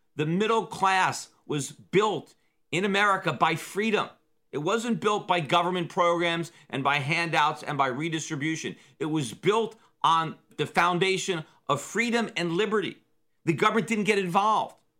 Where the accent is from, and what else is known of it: United States